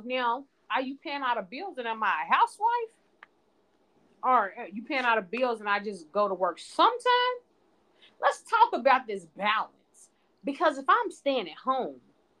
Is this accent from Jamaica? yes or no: yes; Jamaica; I'm a Jamaican in these streets, so I hustle hard.